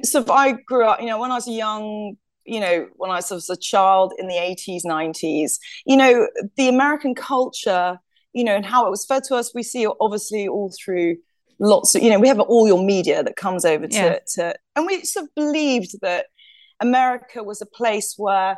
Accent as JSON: {"language": "English", "region": "London", "country": "United Kingdom", "said": "I'm from London."}